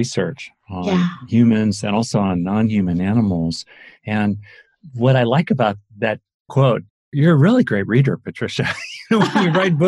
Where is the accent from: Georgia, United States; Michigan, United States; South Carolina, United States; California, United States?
California, United States; Los Angeles; I grew up in LA.